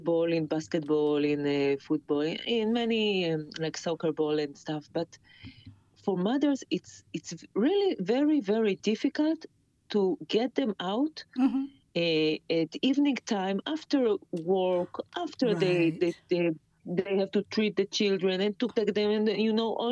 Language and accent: English; Kfar Saba, Central District, Israel; So in my hometown, Kfar Saba